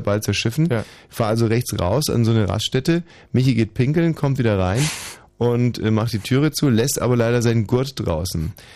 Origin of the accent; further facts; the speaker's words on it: Germany; ich bin ein Deutscher. Und wir Deutschen